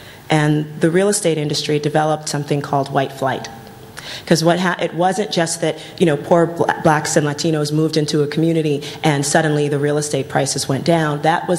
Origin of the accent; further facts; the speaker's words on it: New York City, New York, United States; when I grew up in the South Bronx